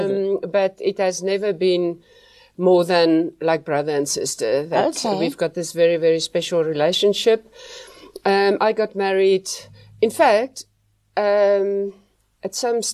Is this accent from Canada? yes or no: no; Potchefstroom, North West, South Africa; moved away as an adult; also born or lived in Nelspruit, South Africa / Cape Town, South Africa; I grew up in Potchefstroom